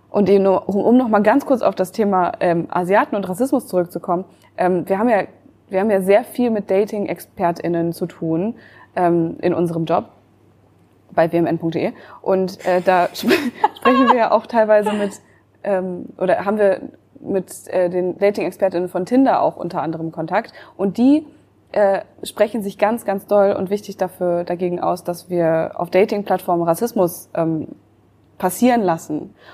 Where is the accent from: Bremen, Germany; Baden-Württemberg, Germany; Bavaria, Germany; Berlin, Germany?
Berlin, Germany; Ich als Berlinerin